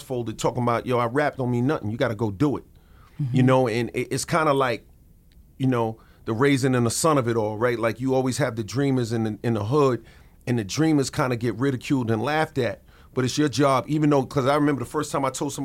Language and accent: English; New York City, New York, United States; grow up in Queens, you know, especially, you know, as a man, black man